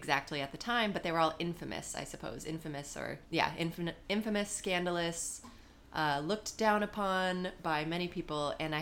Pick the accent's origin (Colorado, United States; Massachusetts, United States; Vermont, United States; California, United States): California, United States; Elk Grove; moved away as an adult; also born or lived in Brazil / Tucson, Arizona / Woodstock, New York; now in New York City, United States; I am originally I'm from Sacramento, California, actually Elk Grove, which is a suburb of Sacramento.